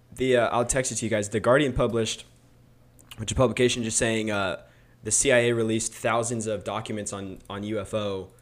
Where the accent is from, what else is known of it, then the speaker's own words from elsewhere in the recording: Roseville, California, United States; also born or lived in Missouri; in Roseville when I was, like, four, so I pretty much grew up in, like, Antelope